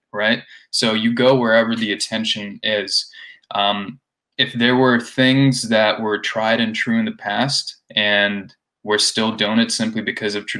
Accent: India; moved away; I grew up in India

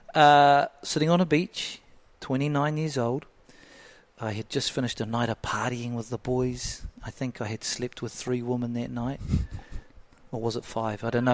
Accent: Flaxmere, Hawke's Bay, New Zealand; Brought up in a real so low socioeconomic area, Flaxmere

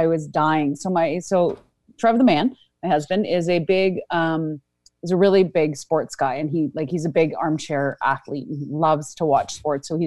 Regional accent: Canada; I'm from Canada.

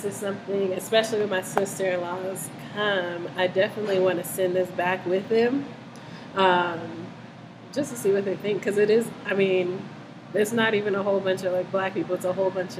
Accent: Denver, Colorado, United States; growing up in Denver, I grew up in New Hope Baptist Church.

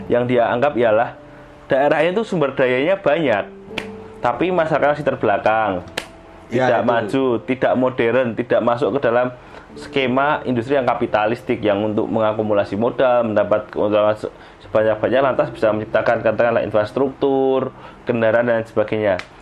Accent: Yogyakarta, Special Region of Yogyakarta, Indonesia; aku akan bicara bahwa aku adalah orang Yogyakarta, tempatnya aku lahir

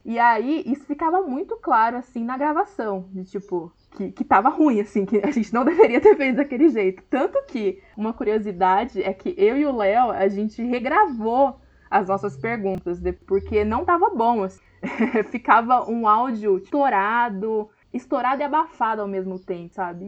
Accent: Hortolândia, São Paulo, Brazil; sou de Hortolândia, São Paulo

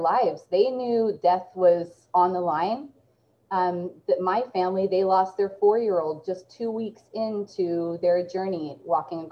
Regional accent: Salem, Oregon, United States; I grew up right in Salem, Oregon, which is right up the road from where I work at Willamette Valley Vineyards. This is my hometown

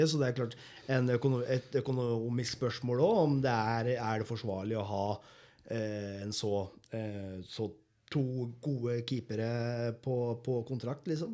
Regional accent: Moss, Østfold, Norway; som mossing

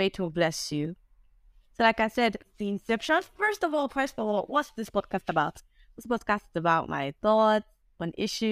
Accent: Nigeria; I'm proudly Nigerian, I'm proudly African.

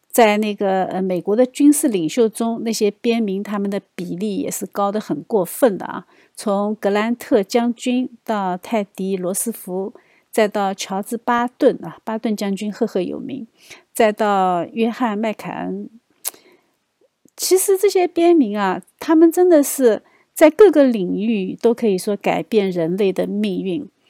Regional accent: China; 我们中国人可能不会有这样的反应

